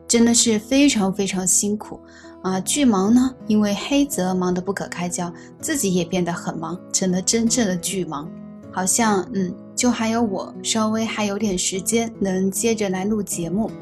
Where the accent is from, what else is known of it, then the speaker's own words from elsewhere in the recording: Meishan, Sichuan, China; 比如说拿我们四川做一个比方哈，那比如我的老家是眉山的